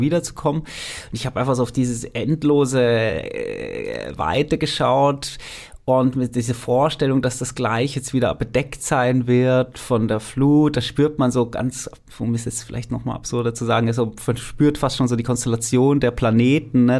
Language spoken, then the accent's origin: German; Switzerland; ich bin Schweizer, ich kenne die Schweizer Berge sehr gut